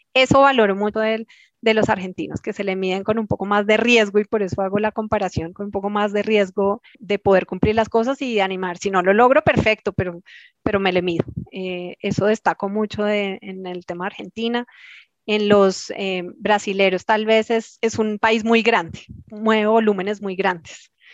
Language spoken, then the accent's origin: Spanish; Colombia